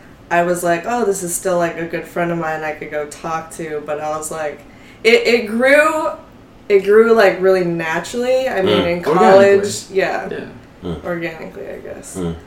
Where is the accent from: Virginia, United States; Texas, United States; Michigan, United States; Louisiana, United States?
Texas, United States; now in New York, United States; Yeah, so I came from Texas. I just came out here to New York, like, by myself, didn't know anyone.